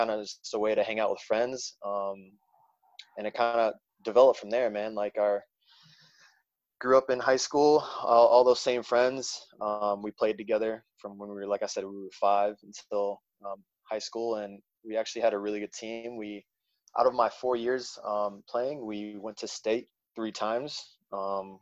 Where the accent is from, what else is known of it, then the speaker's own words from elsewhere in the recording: South Haven, Michigan, United States; also born or lived in Pittsburgh, Pennsylvania; I was born in Pittsburgh, Pennsylvania. My family moved shortly after to South Haven, Michigan, where I grew up in Michigan, southwest part of Michigan